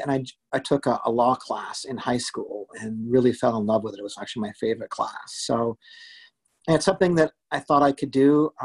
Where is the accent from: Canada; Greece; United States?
Canada; Vancouver, British Columbia; also born or lived in Scarborough / Toronto / Guelph / Banff; So I was born in Scarborough. We lived in downtown Toronto. We lived in Guelph. We lived in Banff, Lake Louise, Alberta, and settled in Vancouver, where I lived for over 20 years and did high school there